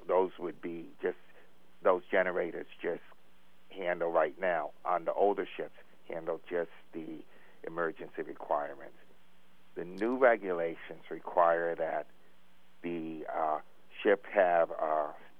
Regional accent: New York City, New York, United States; moved away as an adult; also born or lived in Brussels / Virginia; I grew up around New York City

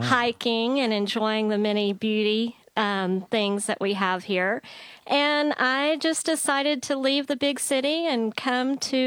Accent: Atlanta, Georgia, United States; moved away as an adult; now in Mendocino County, United States; I am originally from Atlanta, Georgia.

